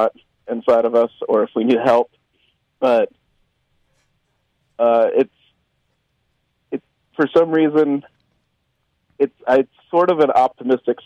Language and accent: English; Memphis, Tennessee, United States; I grew up in Memphis